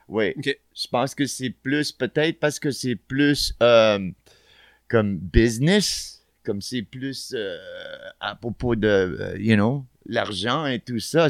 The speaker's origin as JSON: {"language": "French", "town": "Montreal", "region": "Quebec", "country": "Canada", "tie": "born or raised there", "also_born_or_lived": "Barcelona", "said": "on est des kids de Montréal, you know, on a grandi ici"}